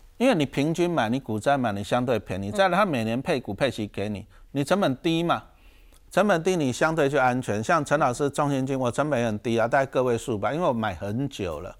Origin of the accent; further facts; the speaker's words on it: Taiwan; 我们台湾话